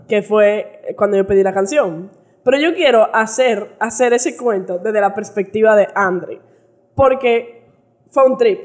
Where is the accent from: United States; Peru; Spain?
United States; Yo crecí en Estados Unidos